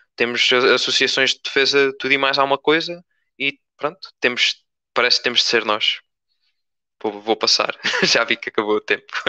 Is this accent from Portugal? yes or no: yes; Torres Novas, Centro, Portugal; como torrejano, como pessoa que, que não queria ser obrigada a sair do, ah, de perto da minha família, dos meus amigos, uh, da terra onde eu nasci